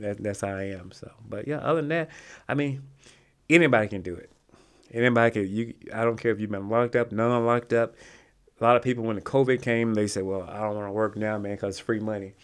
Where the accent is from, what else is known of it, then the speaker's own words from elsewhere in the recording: Rolling Fork, Mississippi, United States; moved away; also born or lived in Greenville, Mississippi; that's my hometown. It was, like, ten miles, fifteen miles from where I lived at in Greenville, Mississippi